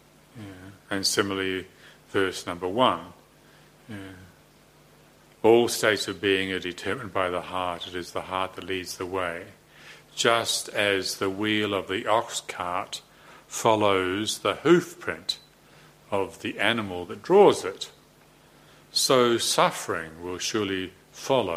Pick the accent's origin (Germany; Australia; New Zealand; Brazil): New Zealand; I'm a Kiwi bloke